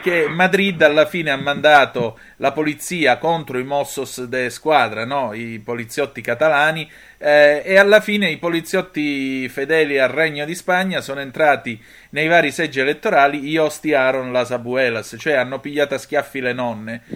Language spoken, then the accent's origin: Italian; Calabria, Italy; essendo io calabrese